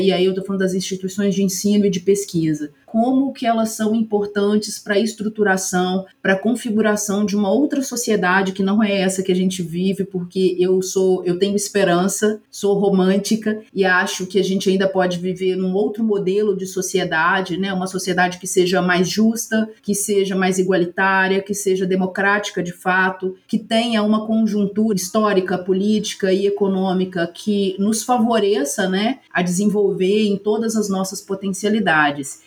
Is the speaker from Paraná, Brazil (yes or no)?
no; Ubá, Minas Gerais, Brazil; also born or lived in Juiz de Fora; Eu sou natural de Ubá, que é uma cidade aqui próxima